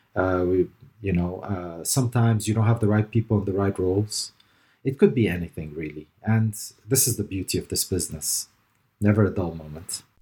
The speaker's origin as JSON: {"language": "English", "region": "Dubai", "country": "United Arab Emirates", "tie": "born or raised there", "also_born_or_lived": "Lebanon / Canada / North America / Caribbean", "moved": "as an adult", "said": "I was born in Lebanon to parents of, uh, German and Palestinian and Armenian roots. And, uh, I ended up in the G C C here in Dubai. G C C stands for the Gulf Cooperation Council. Um, but, uh, yeah, I ended up here in Dubai where I grew up"}